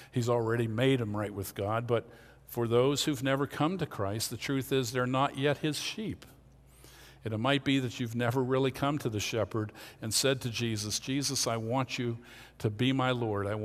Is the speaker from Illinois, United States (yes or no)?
no; Pennsylvania, United States; born there; I'm not good because I was born in Lancaster County.